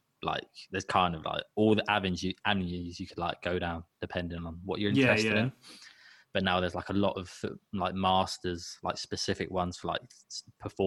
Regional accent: High Wycombe, South East England, United Kingdom; now in Southampton, United Kingdom; I'm from High Wycombe.

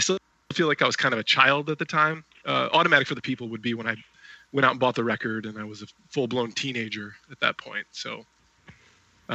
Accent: Rockford, Illinois, United States; I am from Rockford, Illinois, and that's where I currently am as well

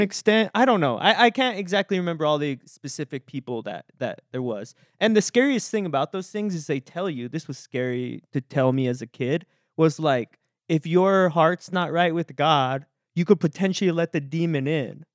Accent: Texas, United States; I grew up in Texas

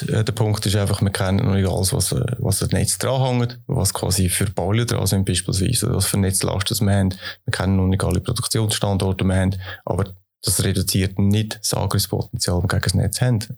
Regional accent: Switzerland; Ich bin ein optimistischer Mensch und ich äh, glaube daran, dass wir das als Schweizer werden schaffen

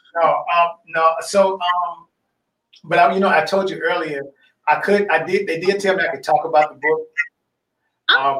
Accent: Grenada, Mississippi, United States; I grew up in Grenada, Mississippi

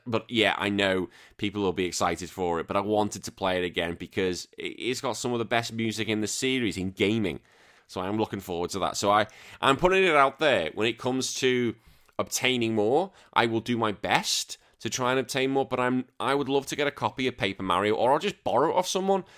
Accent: United Kingdom; we're both British.

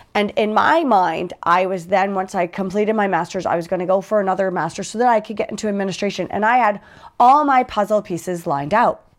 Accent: United States; I'm from the States

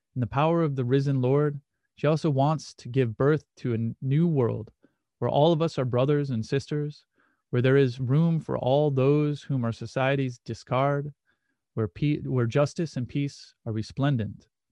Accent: Muskegon, Michigan, United States; born or raised there

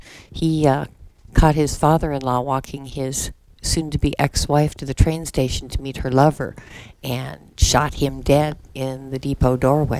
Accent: Florida Gulf coast, United States; moved away as an adult; also born or lived in Lake Superior / Sarasota, Florida; now in Metamora, United States; And then I moved to Florida with my parents and lived on the Gulf until I was quite a bit older. I was a professional artist in Sarasota for 25 years before I met a sweet little hillbilly who moved me here.

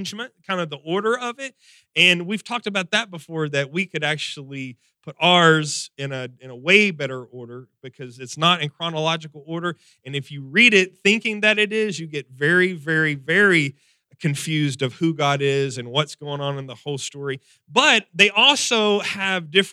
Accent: Texas, United States

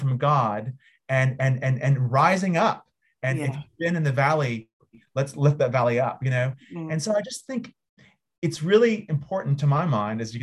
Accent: United States; as an American

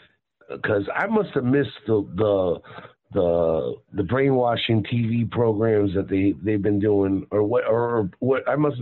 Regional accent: Vero Beach, Florida, United States; though. I'm from Vero Beach, Florida.

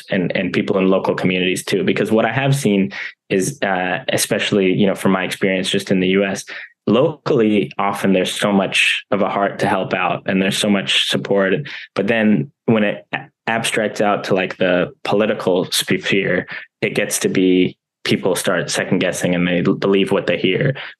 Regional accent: United States; born or raised there

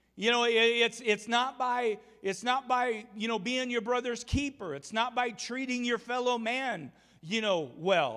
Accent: Umatilla, Oregon, United States; I grew up on the Umatilla River or the Columbia River there in Umatilla, Oregon

